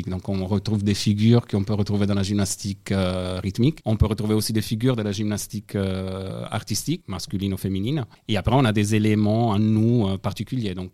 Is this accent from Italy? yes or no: yes; Italy; accent: Italian; French is a second language; now in France; Alors, mon parcours, moi je suis d'origine italienne. Enfin, je suis italienne.